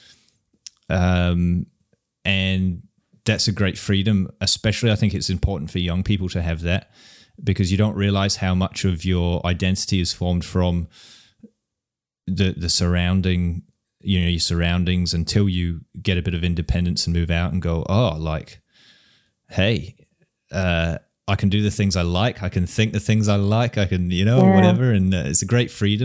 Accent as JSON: {"language": "English", "region": "an island on the west coast of Scotland", "country": "United Kingdom", "tie": "born or raised there", "also_born_or_lived": "London, England", "moved": "as an adult", "lives_now": "New Zealand", "said": "I was born in London, England, and I grew up in an island on the west coast of Scotland, and we had to get a ferry to school"}